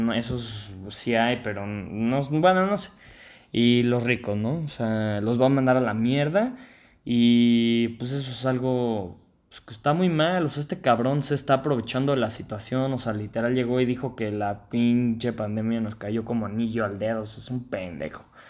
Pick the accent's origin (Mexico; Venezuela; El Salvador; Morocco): Mexico; nosotros como mexicanos